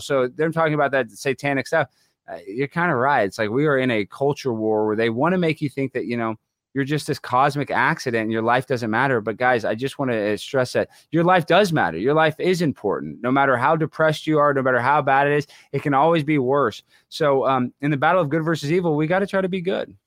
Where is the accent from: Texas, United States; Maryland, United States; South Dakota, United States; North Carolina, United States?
Texas, United States; Dallas; accent: twang; I'm from Dallas, Texas. I speak with a little bit of a twang